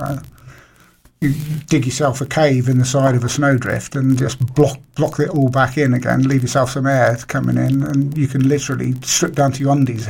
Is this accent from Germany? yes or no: no; Isle of Wight, South East England, United Kingdom; growing up in the Isle of Wight